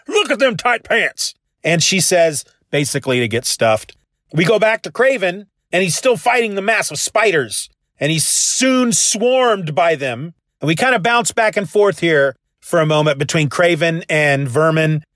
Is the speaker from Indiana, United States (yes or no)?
no; Kansas, United States; I'm from Kansas